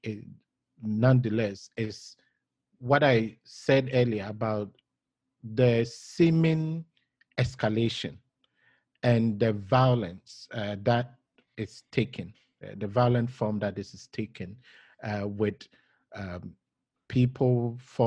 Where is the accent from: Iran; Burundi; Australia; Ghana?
Ghana; as a Ghanaian